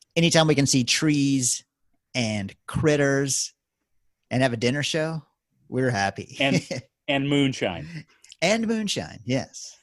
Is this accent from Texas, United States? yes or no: yes; Texas, United States; being Texan, we love the outdoors